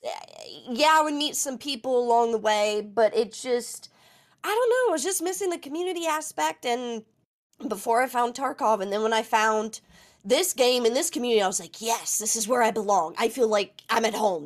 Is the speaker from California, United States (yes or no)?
no; West Virginia, United States; I'm from West Virginia, so we're all a little rugged